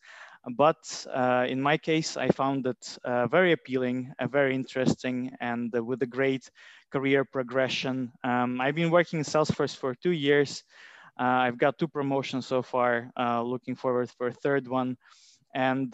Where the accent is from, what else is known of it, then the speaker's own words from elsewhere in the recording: Latvia; moved away as an adult; also born or lived in Durham, United Kingdom; now in London, United Kingdom; I am from Latvia.